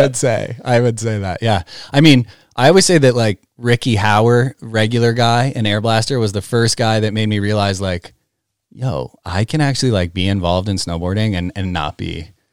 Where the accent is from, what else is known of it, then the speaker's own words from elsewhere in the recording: Great Barrington, Massachusetts, United States; I'm from Great Barrington.